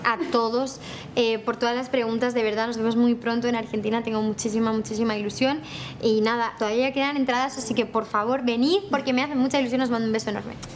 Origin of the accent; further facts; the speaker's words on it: Barcelona, Catalonia, Spain; yo soy de Barcelona